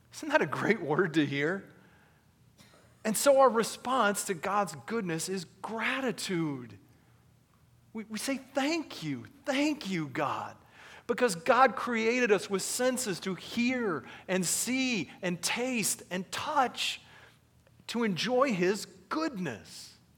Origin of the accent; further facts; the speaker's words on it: United States; being an American